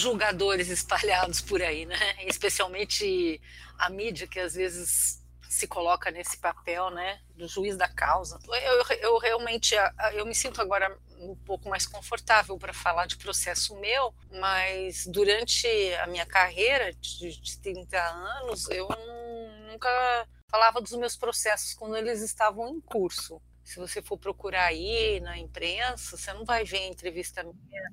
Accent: Brazil; also born or lived in Syria; sou brasileira naturalizada, nasci numa aldeia de armênios que fica na Síria, vim para o Brasil com três anos

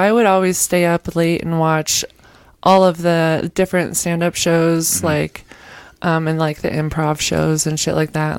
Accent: Kansas City, Missouri, United States; now in New Mexico, United States; I moved here from Kansas City, Missouri.

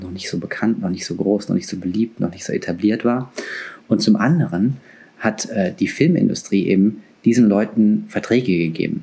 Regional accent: Frankfurt, Hesse, Germany; Ich bin Frankfurter, ich kann auch babbeln.

